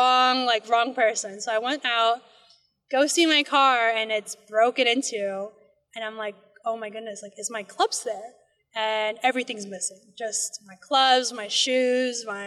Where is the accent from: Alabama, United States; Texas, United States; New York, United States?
New York, United States; Long Island; moved away; growing up on Long Island, I was lucky enough to play, you know, Bethpage